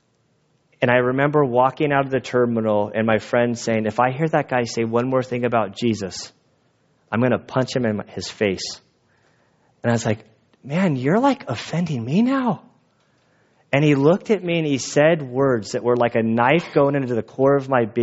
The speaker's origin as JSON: {"language": "English", "country": "United States", "said": "being an American"}